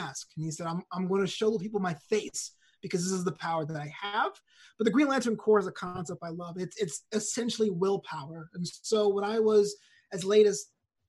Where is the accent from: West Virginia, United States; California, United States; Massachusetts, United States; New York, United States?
New York, United States; New York City; I grew up in New York City in Brooklyn with a Caribbean family